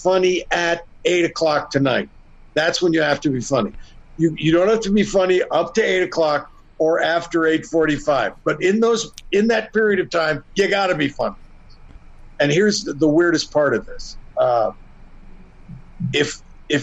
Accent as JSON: {"language": "English", "town": "Sarnia", "region": "Ontario", "country": "Canada", "tie": "born or raised there", "said": "he's also from my hometown"}